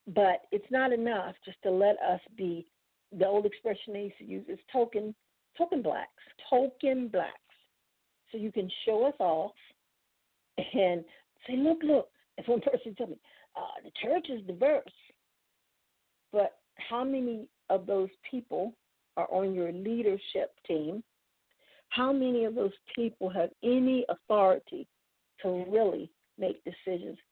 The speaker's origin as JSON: {"language": "English", "town": "Washington", "region": "District of Columbia", "country": "United States", "said": "I'm from Washington"}